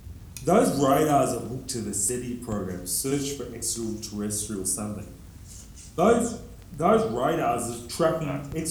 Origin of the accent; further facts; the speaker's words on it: Australia; And I said, that's not really fair because I was brought up in Australia.